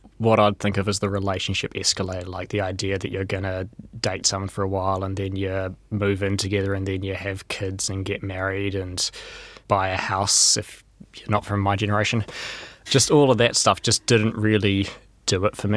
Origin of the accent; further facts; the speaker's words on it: Wellington, New Zealand; I'm from Wellington.